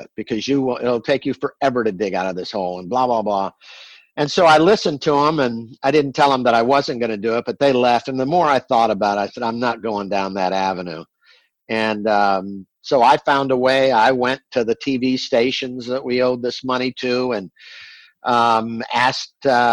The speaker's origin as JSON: {"language": "English", "town": "Tampa", "region": "Florida", "country": "United States", "said": "I'm from Tampa"}